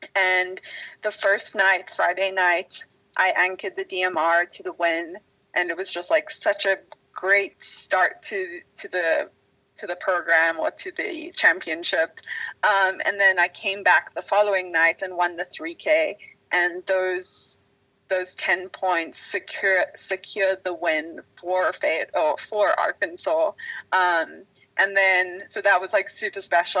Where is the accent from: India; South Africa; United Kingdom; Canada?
South Africa; now in United States; growing up in South Africa, we didn't have all the same sports as um, are offered in the states